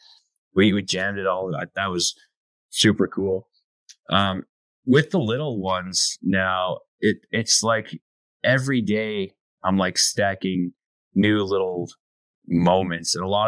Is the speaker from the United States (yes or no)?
no; Canada; My website is ….ca, because I'm Canadian.